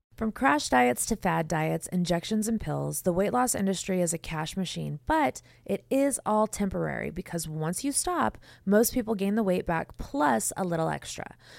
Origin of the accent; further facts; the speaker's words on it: West Coast, United States; now in Nashville, United States; I'm from the West Coast